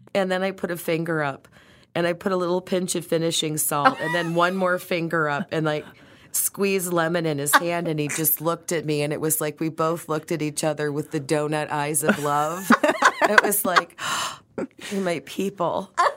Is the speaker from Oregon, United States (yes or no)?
no; Detroit, Michigan, United States; growing up in Detroit